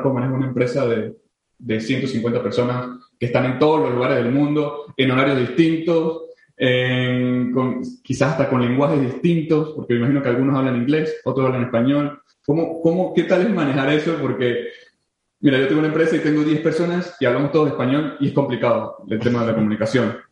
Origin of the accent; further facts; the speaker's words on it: San Cristóbal, Táchira, Venezuela; Yo soy de San Cristóbal, eh, nací en San Cristóbal, mi familia es en San Cristóbal.